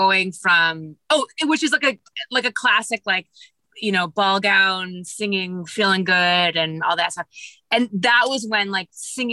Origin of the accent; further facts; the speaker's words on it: Kansas City, Missouri, United States; moved away as an adult; also born or lived in Boston / New York; I was born in Kansas City, and that's where I grew up as well